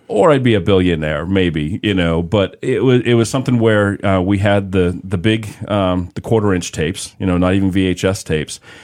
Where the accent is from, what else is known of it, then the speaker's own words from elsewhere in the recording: Boston, Massachusetts, United States; growing up in the Boston area um, in the 80s